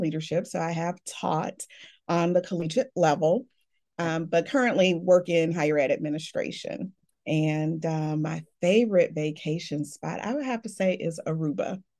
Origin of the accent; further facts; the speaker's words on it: Chicago, Illinois, United States; I was born and raised in Chicago. I've been here all of my life.